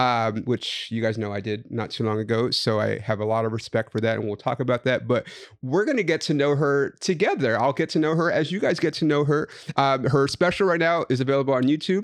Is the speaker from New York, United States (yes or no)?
no; Los Angeles, California, United States; also born or lived in Inland Empire; I'm also from here.